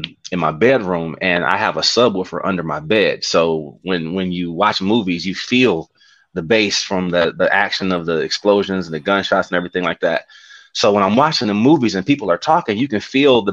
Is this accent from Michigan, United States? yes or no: yes; Detroit, Michigan, United States; moved away as an adult; now in Dallas, United States; I'm from Detroit